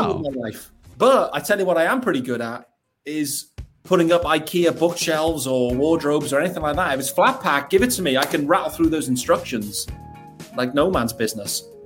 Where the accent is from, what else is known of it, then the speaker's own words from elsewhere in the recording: Newport, Wales, United Kingdom; also born or lived in Liverpool; I was born in Liverpool, but I grew up in in a place called Newport in South Wales